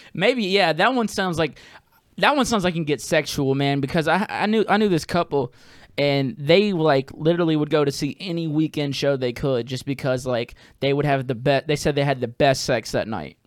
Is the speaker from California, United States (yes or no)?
no; Jackson, Mississippi, United States; now in New Orleans, United States; I'm from there. That's, that's where I was raised.